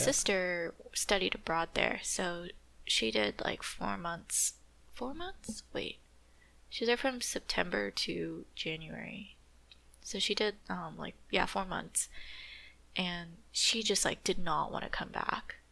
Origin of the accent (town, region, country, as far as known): California, United States